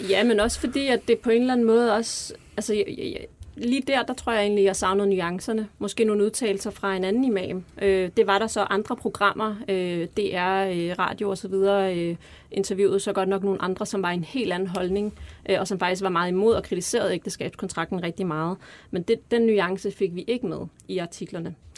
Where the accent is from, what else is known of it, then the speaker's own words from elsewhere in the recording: Denmark; Vi er vokset op her i Danmark, øh, kommer fra en anden kultur